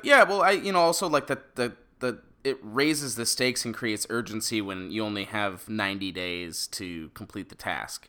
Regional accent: Detroit, Michigan, United States; we're from Metro Detroit

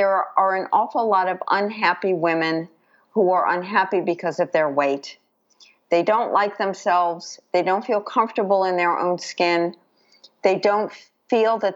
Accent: New York City, New York, United States; I grew up in New York City

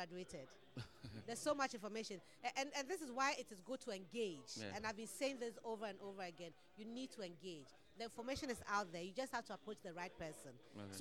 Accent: Ghana; I'm from Ghana

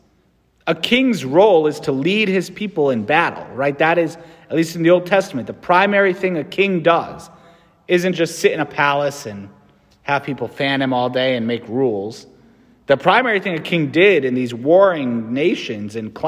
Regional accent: United States; As an American

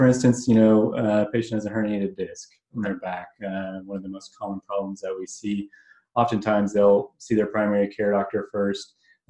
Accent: Edmond, Oklahoma, United States; also born or lived in Chicago; I grew up here in Edmond, Oklahoma. I went to undergrad at University of Oklahoma and also spent a few years at Wheaton College up near Chicago.

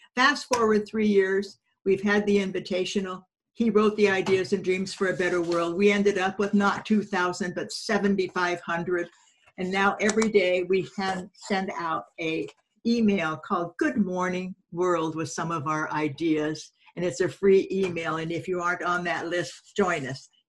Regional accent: California, United States; also born or lived in Denver, Colorado; he left with me at six months and my mom in our 41 Ford, and we went to California.

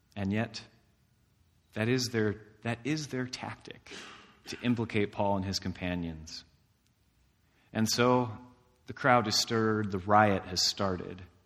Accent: DeMotte, Indiana, United States; DeMott, Indiana, in my hometown

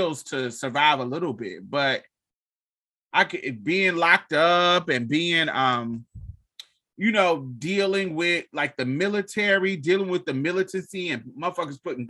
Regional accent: United States; the privilege of being an American

